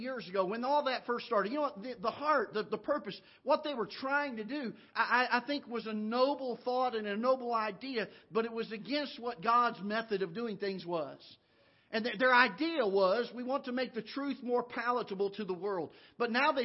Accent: Florida, United States; now in Missouri, United States; I grew up down in Florida

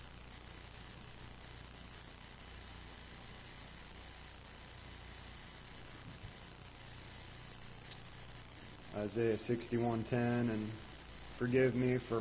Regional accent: Jefferson County, Missouri, United States; I was raised in Jefferson County

